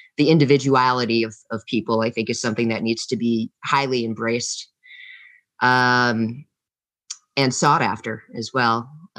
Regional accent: New York, United States; born there; also born or lived in Vermont / Massachusetts / Louisiana / New Mexico; I'm from the United States. I lived all over the United States. I've lived in Vermont. I've lived in Cape Cod, Massachusetts. I was born in the Appalachia region of upstate New York.

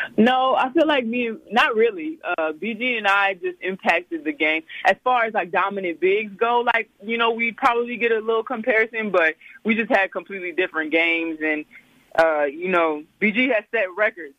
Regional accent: Slidell, Louisiana, United States; moved away; I grew up in Slidell, Louisiana. That's like uh, 20 minutes outside of New Orleans.

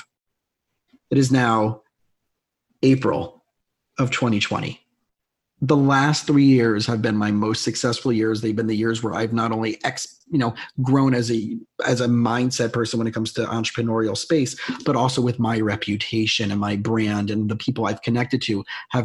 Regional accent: South Florida, United States; moved away as an adult; also born or lived in Long Island; I grew up in South Florida

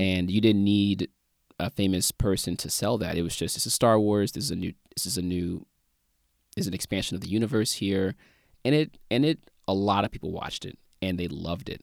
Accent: St. Louis, Missouri, United States; born or raised there

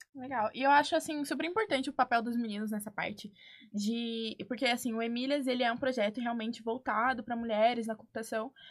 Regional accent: Dourados, Mato Grosso do Sul, Brazil; moved away as an adult; Eu vim de Dourados, Mato Grosso do Sul

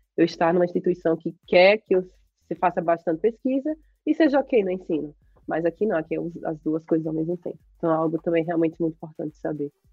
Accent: Brazil; moved away as an adult; now in United States; eu saí do Brasil com aquela mentalidade de concurso

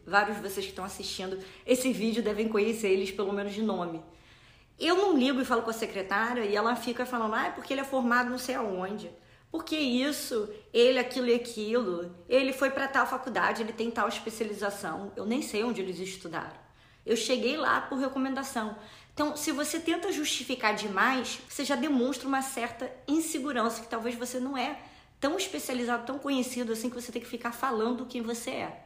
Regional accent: Rio de Janeiro, Brazil; moved away as an adult; now in United States; eu sou original do Rio, moro aqui nos Estados Unidos há cinco anos

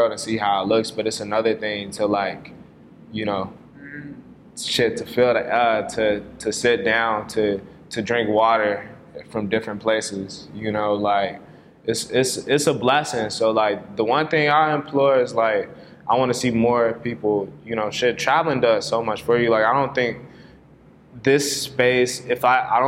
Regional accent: Ghana; now in United States; I'm from Ghana, too

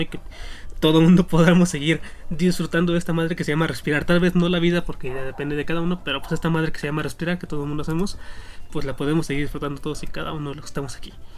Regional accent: northern Mexico, Mexico; yo, yo crecí en el norte, cabe aclarar, no soy de Monterrey

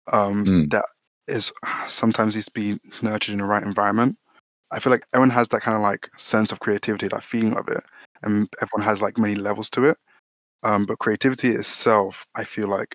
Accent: London, United Kingdom; So I was born in London, born and raised in South London

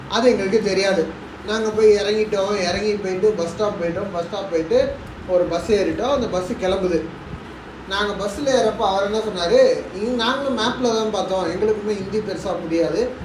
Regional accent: Tiruchirappalli, Tamil Nadu, India; also born or lived in Chennai; now in Bengaluru, India; திருச்சி அப்படின்னா திருச்சி எங்க சொந்த ஊரு

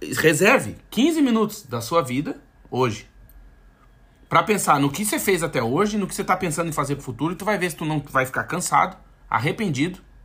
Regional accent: Brazil; moved away as an adult; now in Portugal; eu tinha, tinha um passaporte brasileiro

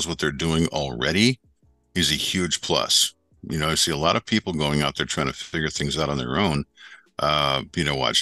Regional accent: Western New York, United States; moved away as an adult; now in Florida, United States; I grew up in Western New York up near Lake Ontario

